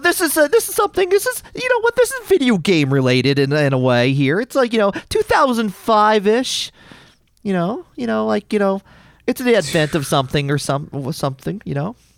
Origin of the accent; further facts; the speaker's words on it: United States; as an American